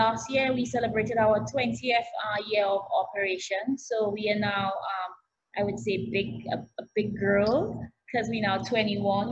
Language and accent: English; St. Lucia; moved away; also born or lived in St. Kitts; I'm originally from St. Lucia